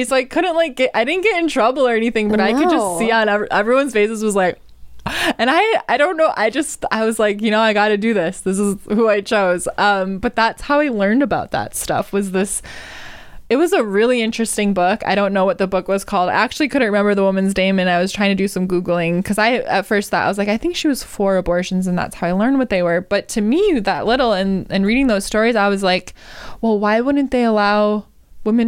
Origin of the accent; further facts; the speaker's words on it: Wisconsin, United States; now in California, United States; my home state of Wisconsin